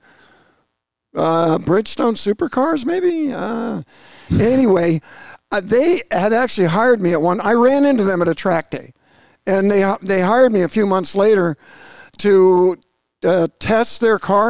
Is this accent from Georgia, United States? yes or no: yes; Georgia, United States; I'm from Georgia